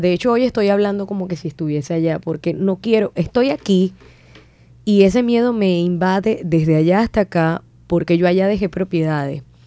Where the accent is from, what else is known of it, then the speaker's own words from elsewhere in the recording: Puerto Ordaz, Bolívar, Venezuela; moved away as an adult; now in Colombia; en mi natal Puerto Ordaz